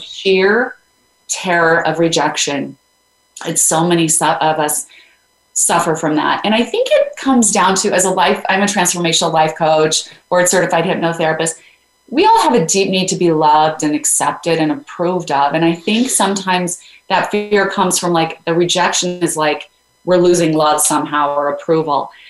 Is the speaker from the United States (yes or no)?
yes; Idaho, United States; I grew up in Idaho